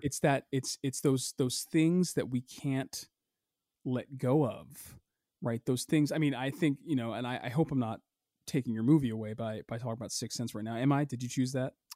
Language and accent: English; United States; we as a people, as a culture, as an American culture